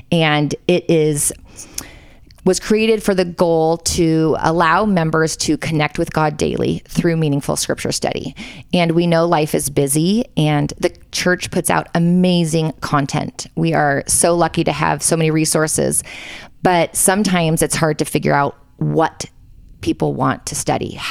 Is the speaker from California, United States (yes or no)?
yes; Southern California, United States; also born or lived in Palos Verdes, California; We are in my in-laws' basement in Provo, Utah. Um, home is Palos Verdes, California, in Los Angeles. Born and raised, Southern um, California. Southern California. Yep. Did a ten-year stint in Texas after BYU